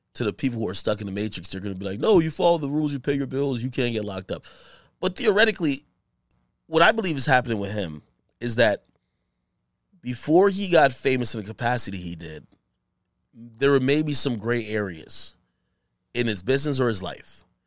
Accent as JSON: {"language": "English", "country": "Jamaica", "said": "I'm from Jamaica"}